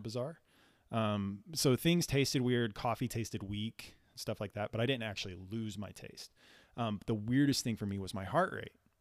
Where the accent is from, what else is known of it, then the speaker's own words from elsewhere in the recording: San Antonio, Texas, United States; we're from San Antonio